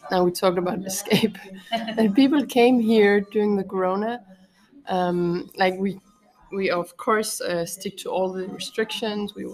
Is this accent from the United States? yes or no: no; Copenhagen, Capital Region of Denmark, Denmark; I uh, am Danish and uh, grew up here uh, in Copenhagen